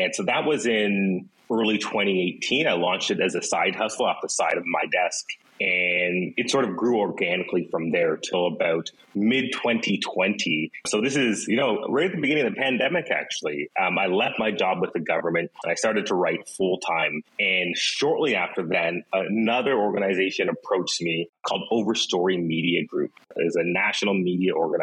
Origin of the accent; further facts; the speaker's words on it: Ottawa, Ontario, Canada; moved away as an adult; now in Vancouver, Canada; I'm actually from Ottawa